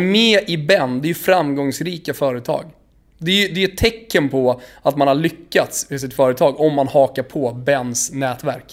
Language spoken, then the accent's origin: Swedish; Botkyrka, Stockholm County, Sweden; jag är själv uppvuxen på fotbollsplanerna i norra Botkyrka